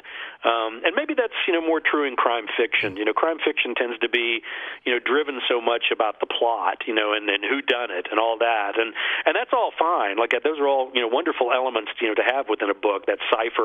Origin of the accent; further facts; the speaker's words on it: United States; I was born in America.